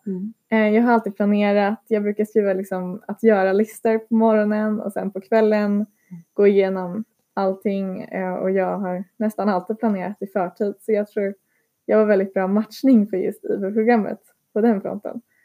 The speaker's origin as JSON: {"language": "Swedish", "country": "Sweden", "also_born_or_lived": "Lithuania", "said": "jag är en svensk elev"}